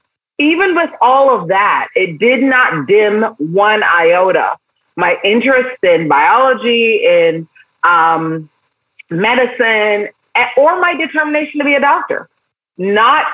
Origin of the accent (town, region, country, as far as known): New York City, New York, United States; born or raised there; also born or lived in Barbados